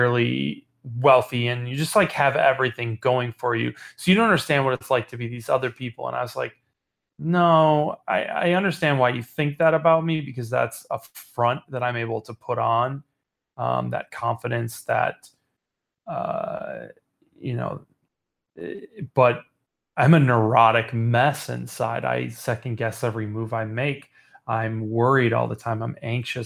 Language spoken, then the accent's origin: English; Chicago, Illinois, United States; I'm from Chicago